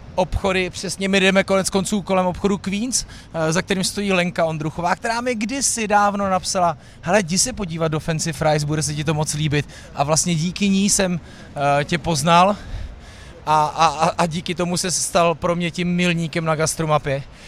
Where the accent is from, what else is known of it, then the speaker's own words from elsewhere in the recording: Bohemia, Czechia; někdo, kdo je prostě z Čech